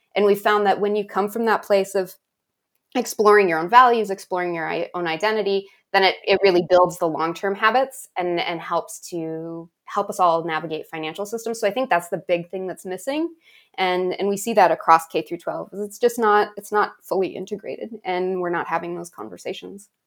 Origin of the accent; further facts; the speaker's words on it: Tuba City, Arizona, United States; I grew up in Tuba City